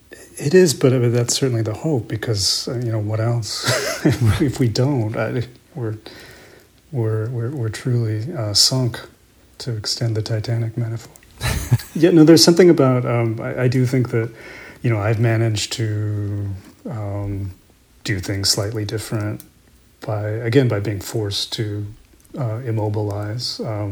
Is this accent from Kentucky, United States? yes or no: no; Salinas, California, United States; now in Vermont, United States; I grew up in California, in Salinas, California.